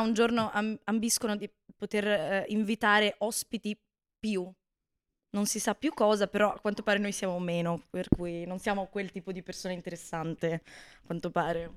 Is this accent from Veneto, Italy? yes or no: yes; Bassano del Grappa, Veneto, Italy; moved away as an adult; now in Florence, Italy; Sono veneta, sono di Bassano del Grappa